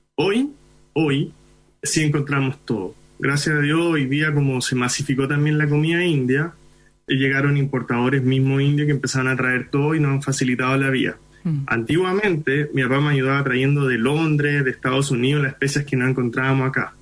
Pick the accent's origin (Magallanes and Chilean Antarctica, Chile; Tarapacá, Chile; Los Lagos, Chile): Tarapacá, Chile; Iquique; first language Hindi; Spanish is a second language; now in Santiago, Chile; Yo nací en Iquique